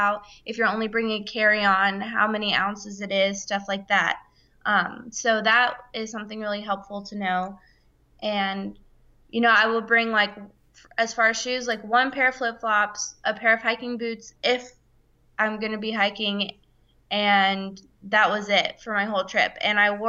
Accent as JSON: {"language": "English", "region": "Florida", "country": "United States", "said": "I'm from Florida"}